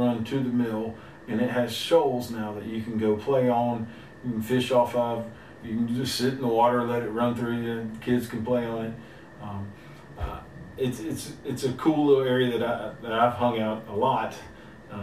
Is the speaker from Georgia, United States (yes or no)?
yes; LaGrange, Georgia, United States; I'm from LaGrange.